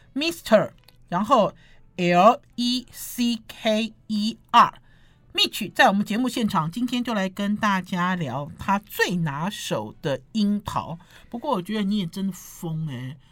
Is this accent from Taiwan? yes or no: yes; Taiwan; 我们台湾人